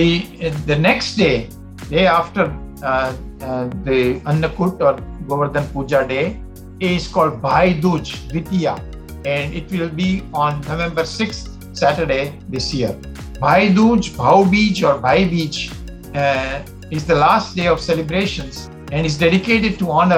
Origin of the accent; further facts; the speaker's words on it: Gujarat, India; moved away; Where I was growing up in Gujarat